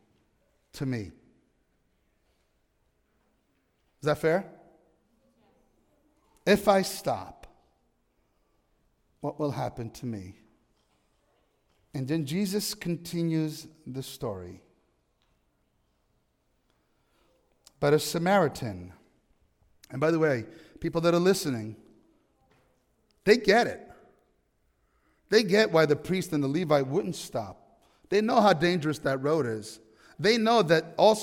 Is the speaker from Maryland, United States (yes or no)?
no; New York, United States; I'm from New York.